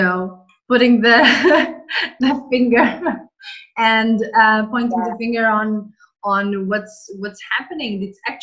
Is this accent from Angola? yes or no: yes; Angola; now in Canary Islands, Spain; I'm from Angola